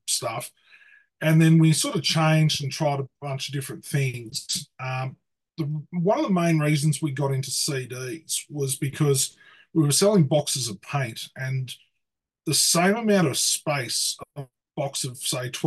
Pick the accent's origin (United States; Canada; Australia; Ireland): Australia; hometown a couple of hours from Sydney, New South Wales; Sydney, which is a couple of hours from where I live